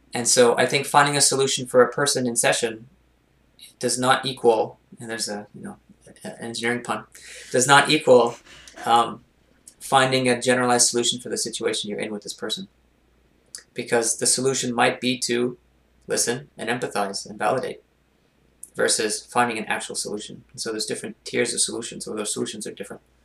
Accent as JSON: {"language": "English", "town": "Montreal", "region": "Quebec", "country": "Canada", "tie": "born or raised there", "said": "I grew up in the West Island of Montreal"}